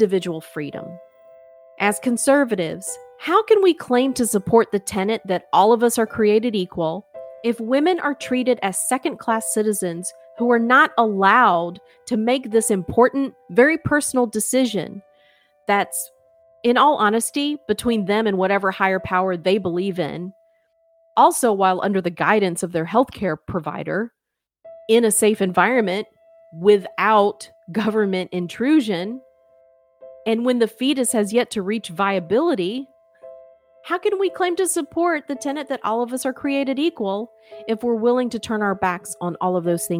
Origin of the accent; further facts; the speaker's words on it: United States; As an American